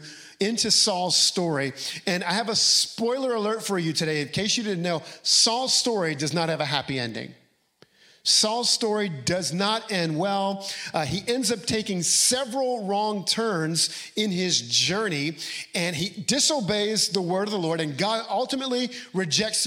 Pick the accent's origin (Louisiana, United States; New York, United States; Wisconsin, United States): Louisiana, United States; moved away as an adult; I was still living in my home state of Louisiana